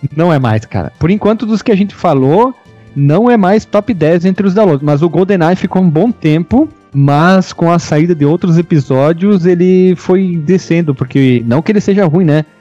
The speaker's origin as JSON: {"language": "Portuguese", "region": "South Region", "country": "Brazil", "said": "eu sou do Sul também"}